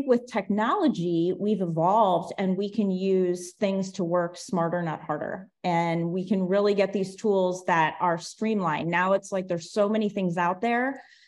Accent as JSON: {"language": "English", "town": "Cleveland", "region": "Ohio", "country": "United States", "tie": "born or raised there", "also_born_or_lived": "Orlando, Florida", "moved": "as an adult", "lives_now": "Florida, United States", "said": "I grew up in Cleveland, Ohio."}